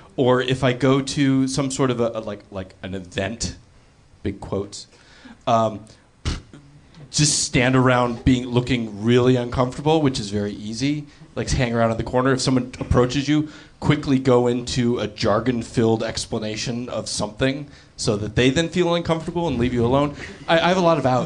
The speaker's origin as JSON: {"language": "English", "town": "Los Angeles", "region": "California", "country": "United States", "tie": "born or raised there", "said": "growing up in Los Angeles"}